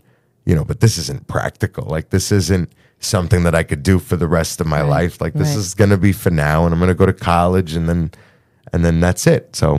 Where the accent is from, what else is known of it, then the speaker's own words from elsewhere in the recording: New York, United States; I'm some Goomba from New York